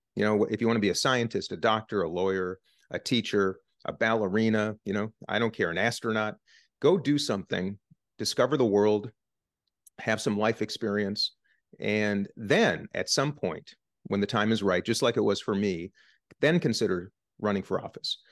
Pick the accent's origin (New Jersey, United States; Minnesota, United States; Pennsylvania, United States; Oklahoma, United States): Minnesota, United States; Minnesota, my home state